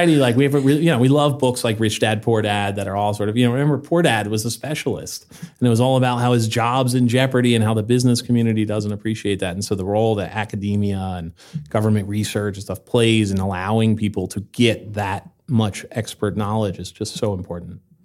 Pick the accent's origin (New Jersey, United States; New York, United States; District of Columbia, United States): New Jersey, United States; moved away as an adult; also born or lived in Seattle / Los Angeles / Puerto Rico; now in Vermont, United States; I grew up in New Jersey